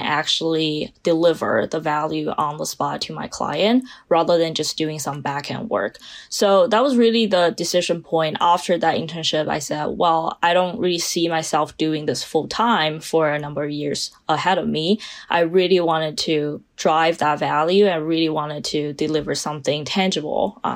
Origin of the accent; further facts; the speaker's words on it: China; English is a second language; moved away as an adult; now in United States; I'm originally from China, spent 18 years of my life in China, and moved to the United States pursuing my bachelor's degree.